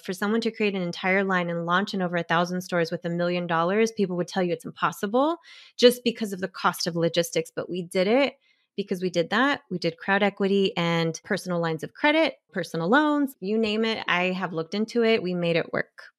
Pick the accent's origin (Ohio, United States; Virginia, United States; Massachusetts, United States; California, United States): California, United States; Bay Area; I'm from the Bay Area